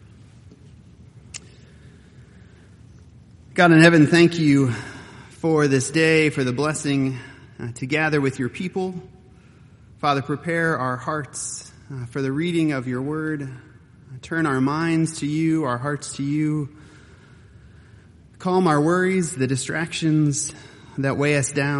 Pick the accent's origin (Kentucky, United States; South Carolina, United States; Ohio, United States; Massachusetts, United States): Ohio, United States; Cleveland; moved away; also born or lived in Grand Rapids, Michigan; journeying home from college, I would often, as I was driving from Calvin College in Grand Rapids, Michigan, home to the shores of Cleveland, Ohio